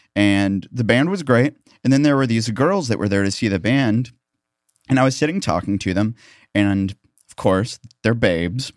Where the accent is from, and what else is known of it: Columbia, Missouri, United States; born or raised there; moved away